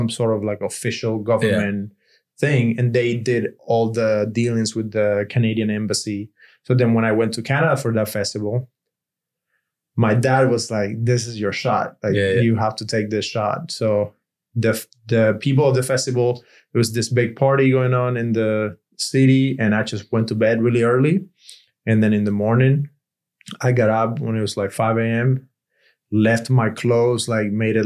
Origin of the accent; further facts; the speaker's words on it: Cuba; English is a second language; moved away as an adult; now in United States; I'm from Cuba